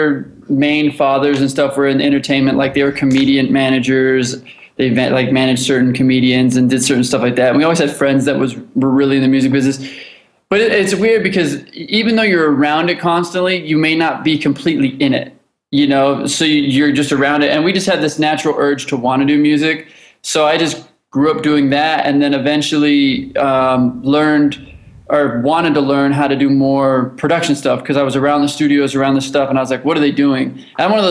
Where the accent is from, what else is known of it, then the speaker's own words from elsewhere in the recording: Los Angeles, California, United States; I grew up in Los Angeles. I grew up here